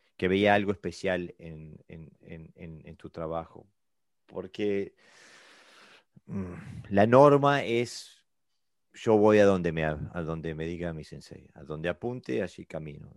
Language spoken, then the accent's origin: Spanish; Uruguay; now in Denmark; yo vengo de Uruguay, eh, Sudamérica. Y vivo en Dinamarca